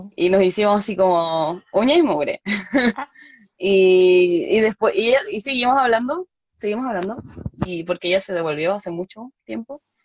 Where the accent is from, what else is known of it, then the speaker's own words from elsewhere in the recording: Chile; moved away as an adult; now in Seoul, South Korea; yo de Chile